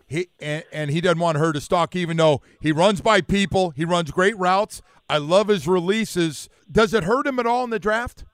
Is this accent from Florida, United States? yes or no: no; California, United States; moved away; my hometown in California